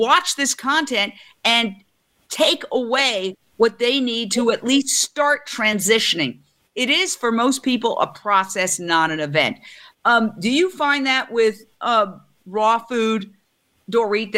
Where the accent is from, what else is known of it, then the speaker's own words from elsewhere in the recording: New York, United States; I'm a New Yorker.